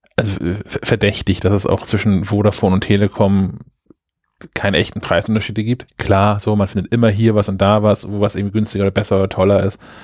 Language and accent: German; Germany; ich nicht einfach als, als Deutscher jetzt einen Handyvertrag in Österreich abschließen darf.